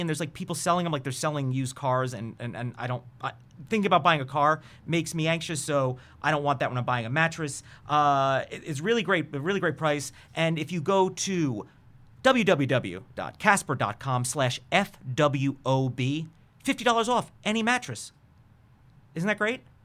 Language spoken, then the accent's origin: English; New York, United States; I'm from New York